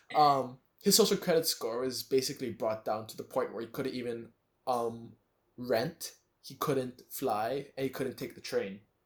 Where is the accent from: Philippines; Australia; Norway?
Philippines; I've spent most of my life in the Philippines